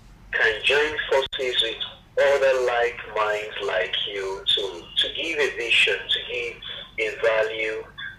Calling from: Lagos, Nigeria; I'm calling from Yaba.

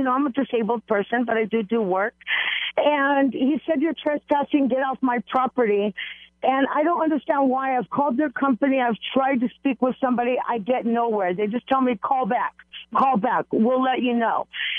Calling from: Sun Valley, California, United States; I'm calling from Sun Valley.

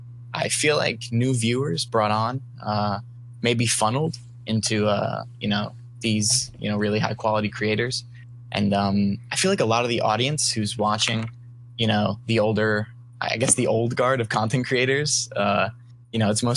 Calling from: Philadelphia, Pennsylvania, United States; Calling from Philadelphia, Pennsylvania.

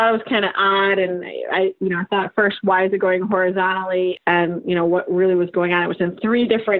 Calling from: Rochester, New York, United States; Rochester, New York.

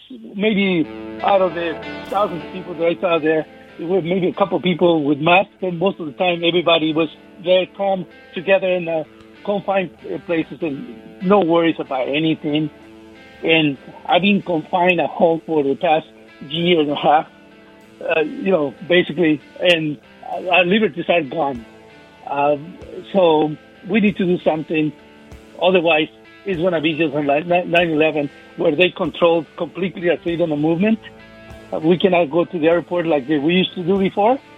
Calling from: Kennewick, Washington, United States; Yeah, this is uh, … from from

